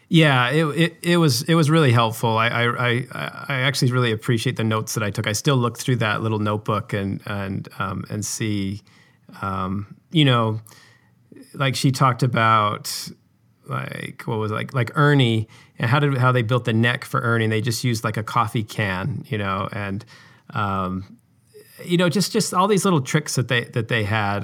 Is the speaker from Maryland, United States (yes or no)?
no; Utah, United States; I grew up in Utah, which is where I live now